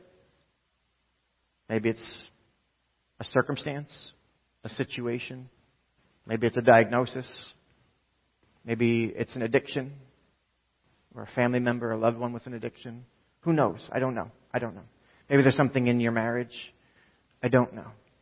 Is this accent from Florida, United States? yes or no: no; Lawrence, New Jersey, United States; We grew up in Lawrence, and some of you know on Route 1 in Lawrence